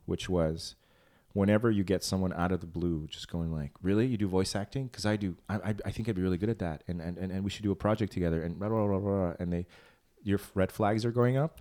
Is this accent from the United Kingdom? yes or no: no; Transylvania, Romania; moved away; I was born in Transylvania.